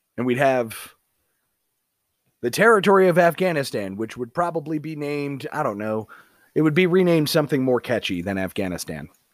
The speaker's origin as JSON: {"language": "English", "country": "United States", "tie": "born or raised there"}